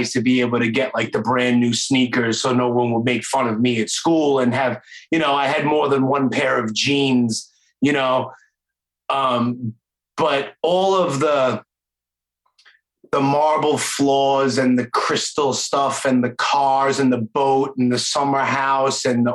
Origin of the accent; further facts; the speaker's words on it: New York City, New York, United States; accent: Brooklyn; a knucklehead kid growing up in Brooklyn